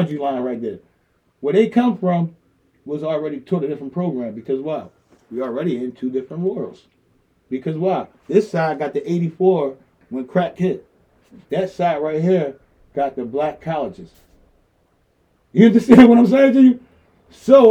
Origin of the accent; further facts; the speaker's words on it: Philadelphia, Pennsylvania, United States; I was raised in South Philly. We all was raised in South Philly